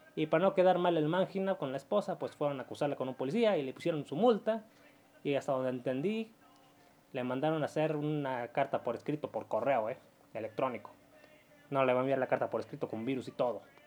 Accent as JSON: {"language": "Spanish", "country": "Mexico", "said": "Como muchos mexicanos, yo tengo conocidos en Canadá y Estados Unidos"}